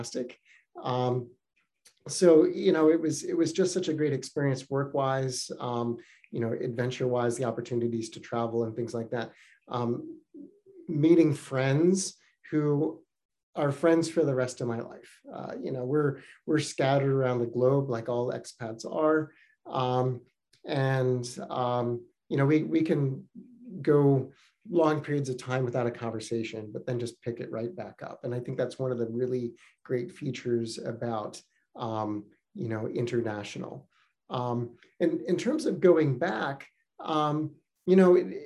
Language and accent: English; California, United States; moved away as an adult; also born or lived in Beijing, China; now in New Hampshire, United States; I'm from California